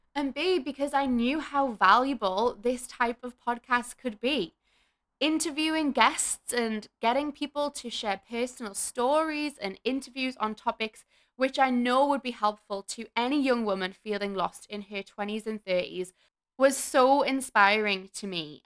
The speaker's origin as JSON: {"language": "English", "town": "Newcastle upon Tyne", "region": "North East England", "country": "United Kingdom", "moved": "yes", "lives_now": "Melbourne, Australia", "said": "I'm from Newcastle in the U K, and I currently live in Melbourne, Australia"}